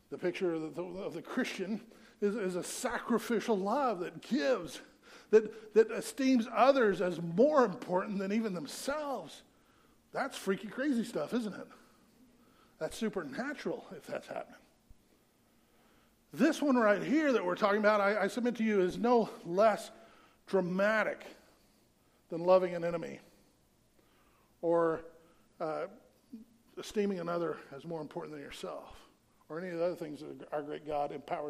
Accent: the South, United States; I grew up in the South

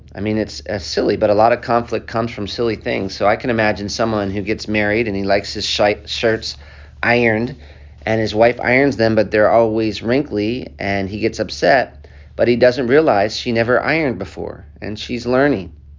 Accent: United States; accent: American; also born or lived in Africa; I have this American accent

